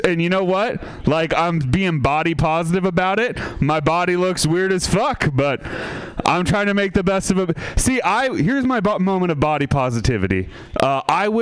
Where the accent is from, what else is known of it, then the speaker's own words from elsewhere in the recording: Sebastopol, California, United States; I'm from Sebastopol